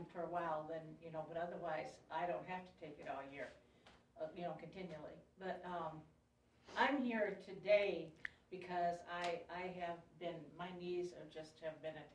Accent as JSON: {"language": "English", "region": "Midwest", "country": "United States", "moved": "yes", "lives_now": "New Mexico, United States", "said": "my body's adjusted to living in New Mexico, I'm from the Midwest too."}